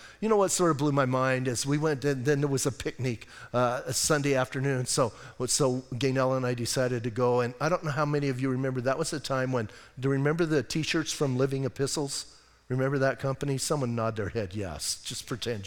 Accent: Bisbee, Arizona, United States; also born or lived in Washington State; now in Sierra Vista, United States; I grew up in Bisbee

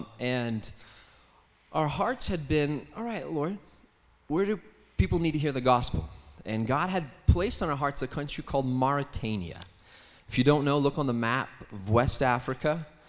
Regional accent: Canada; born there; I was born in Canada. Pat doesn't hold that against me too much. So born in Canada

